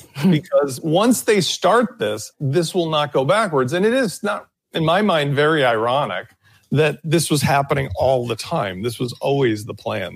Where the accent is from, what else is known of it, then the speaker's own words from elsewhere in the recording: Chicago, Illinois, United States; a guy from Chicago